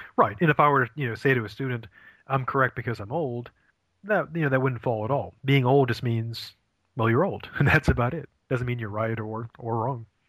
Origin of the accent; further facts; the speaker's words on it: Maine, United States; moved away as an adult; also born or lived in Ohio; I'm originally from from Maine